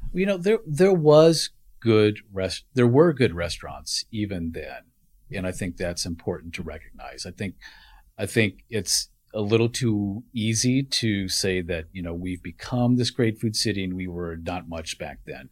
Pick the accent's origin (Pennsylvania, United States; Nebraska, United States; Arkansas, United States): Nebraska, United States; Omaha; also born or lived in Kansas City / Houston, Texas; now in Washington, D.C., United States; I was born and raised in Omaha, Nebraska.